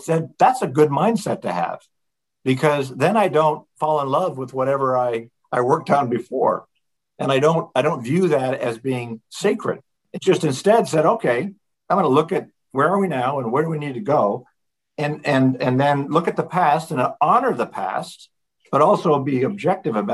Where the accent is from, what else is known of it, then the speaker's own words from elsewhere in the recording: Colorado, United States; I grew up in Colorado, so I view that part of the world as home